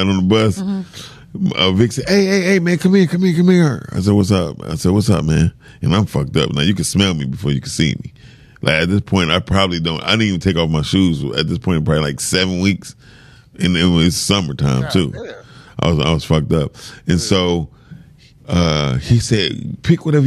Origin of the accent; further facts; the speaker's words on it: Detroit, Michigan, United States; a child growing up in Detroit